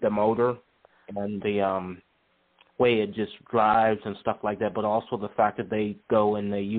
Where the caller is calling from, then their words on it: Charlottesville, Virginia, United States; I'm calling from Charlottesville, Virginia.